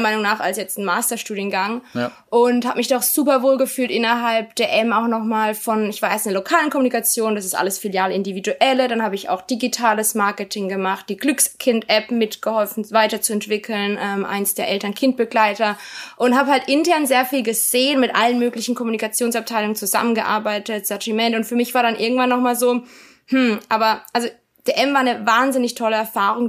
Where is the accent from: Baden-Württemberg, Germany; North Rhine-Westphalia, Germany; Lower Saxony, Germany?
Baden-Württemberg, Germany; Karlsruhe; also born or lived in Virginia, United States / Mannheim, Germany; Ich bin in Karlsruhe aufgewachsen